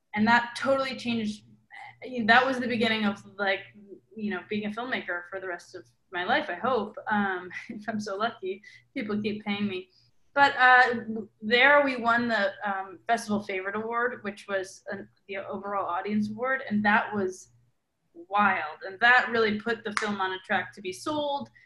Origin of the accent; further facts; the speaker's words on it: Milwaukee, Wisconsin, United States; I grew up in Milwaukee, Wisconsin, which is there are not a lot of Latinos there.